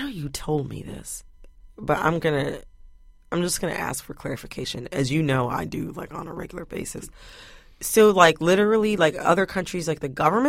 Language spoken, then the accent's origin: English; Michigan, United States; I'm from Michigan.